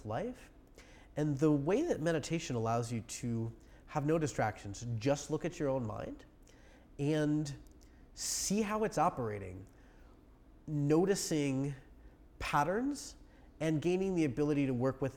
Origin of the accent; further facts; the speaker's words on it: Arizona, United States; I'm from Arizona, you know, we're used to it down there.